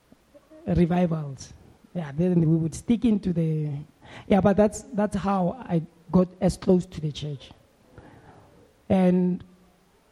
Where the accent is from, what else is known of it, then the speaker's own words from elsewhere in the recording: Soweto, Gauteng, South Africa; as a young boy growing up in Midlands, in Soweto